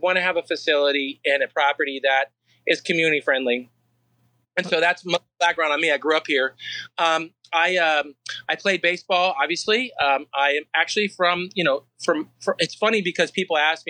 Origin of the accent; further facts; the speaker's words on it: UMR property, Florida, United States; I grew up here, right here on UMR property. We were dairy farmers